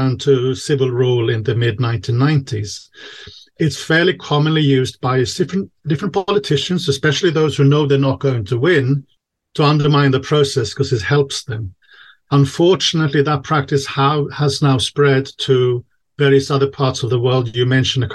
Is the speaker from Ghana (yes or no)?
no; Sweden; now in Czech Republic; I'm originally from Sweden